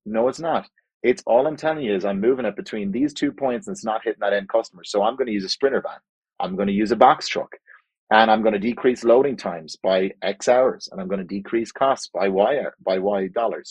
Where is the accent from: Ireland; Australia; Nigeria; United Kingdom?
Ireland; moved away as an adult; also born or lived in Spain / United States / Mexico; now in Calgary, Canada; I grew up in Ireland